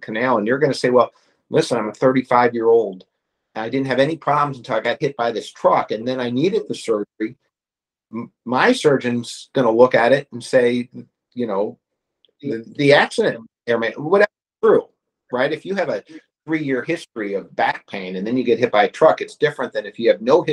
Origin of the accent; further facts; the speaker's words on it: Missouri, United States; at Cantor Injury Law, we're all from Missouri. We all live here